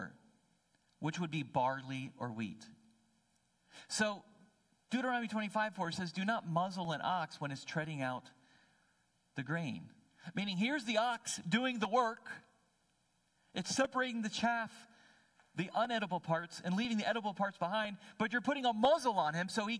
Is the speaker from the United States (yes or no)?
yes; New Jersey, United States; I'm a city boy. So I did not grow up with oxen treading out grain